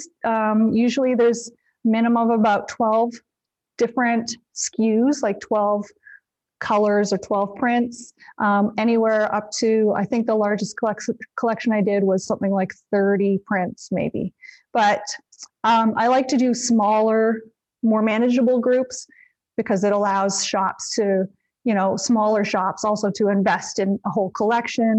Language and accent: English; Canada; I'm Canadian